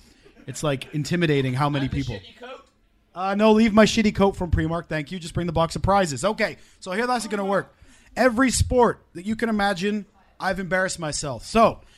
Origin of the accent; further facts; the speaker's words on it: Wales, United Kingdom; we're Welsh